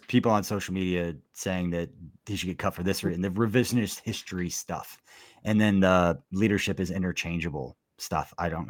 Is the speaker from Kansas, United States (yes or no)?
yes; Johnson County, Kansas, United States; my history and my experiences growing up in Johnson County